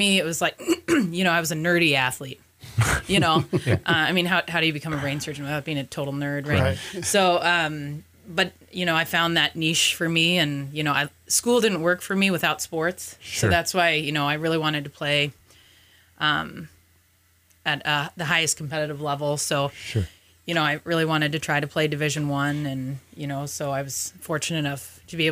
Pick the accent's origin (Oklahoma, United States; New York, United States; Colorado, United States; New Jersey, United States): Colorado, United States; moved away as an adult; also born or lived in Scottsdale, Arizona; now in Minnesota, United States; Born in Scottsdale. My dad was retired Army cool. banker and then moved around a lot. So then we moved to Colorado when I was like eight. And then that's where I kind of call home